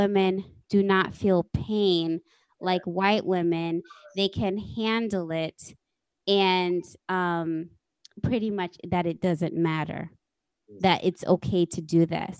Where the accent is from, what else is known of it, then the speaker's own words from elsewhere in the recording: Texas, United States; I was born actually in Texas